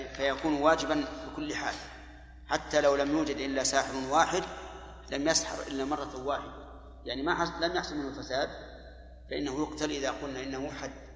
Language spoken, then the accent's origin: Arabic; Saudi Arabia; عندنا في السعودية